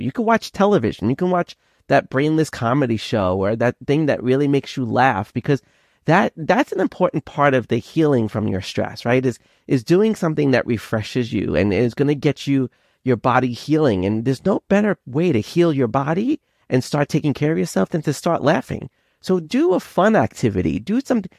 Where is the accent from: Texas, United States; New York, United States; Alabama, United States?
New York, United States; Long Island; accent: Brooklynese Long Island; also born or lived in Brooklyn / Schenectady, New York; I have like this Brooklynese kind of Long Island combination accent